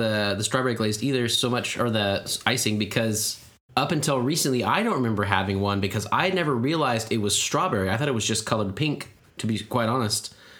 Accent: United States; I've been ingesting plastic for years. That's why I'm American.

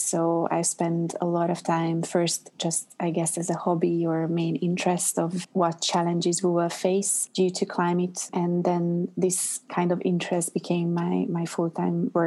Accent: Budapest, Hungary; English is a second language; moved away as an adult; also born or lived in Montreal, Canada / New York, United States; now in London, United Kingdom; I'm originally from Budapest, Hungary

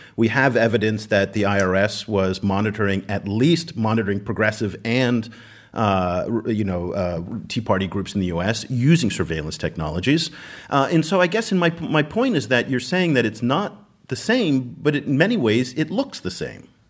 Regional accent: United States; as an American

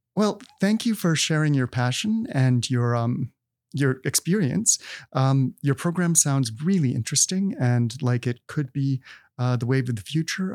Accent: Manitoba, Canada; moved away; I'm from Manitoba

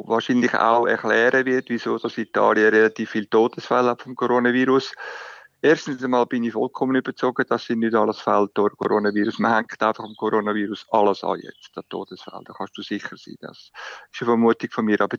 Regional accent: Switzerland; now in Italy; wie ich als Schweizer

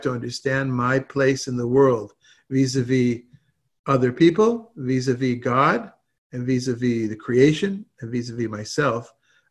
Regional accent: Southern California, United States; moved away; also born or lived in Israel; growing up in Southern California

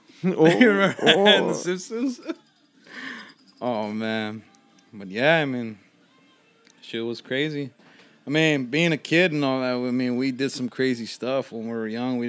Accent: Los Angeles, California, United States; I'm from Boyle Heights

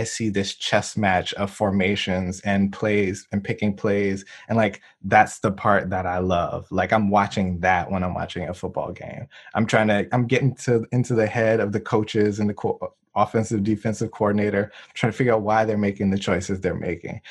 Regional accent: New Orleans, Louisiana, United States; now in Durham, United States; we're both from New Orleans.

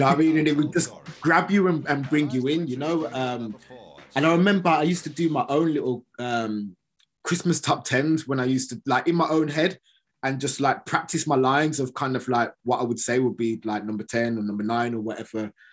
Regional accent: Birmingham, West Midlands, United Kingdom; I'm from Birmingham

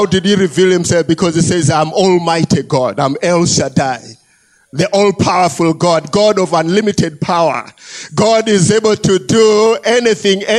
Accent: Malawi; I was born here in Malawi and I have lived here in Malawi

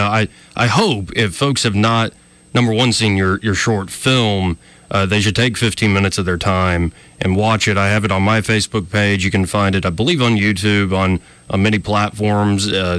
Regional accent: Alabama, United States; telling people I'm from Alabama.

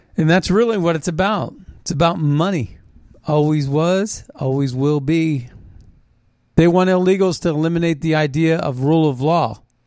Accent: Philadelphia, Pennsylvania, United States; moved away; I'm a Philadelphian. I was born in Philadelphia. I know Philly

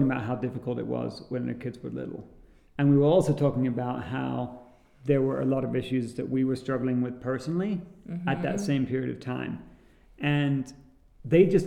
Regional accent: England, United Kingdom; growing up in England

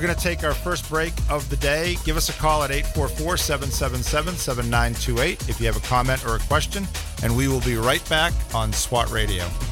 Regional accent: Northeast, United States; accent: New England; now in Jacksonville, United States; growing up in the Northeast

